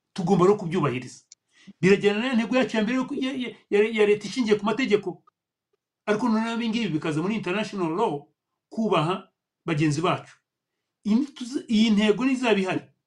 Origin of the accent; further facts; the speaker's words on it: Rwanda; u rwanda rwacu ni rutoya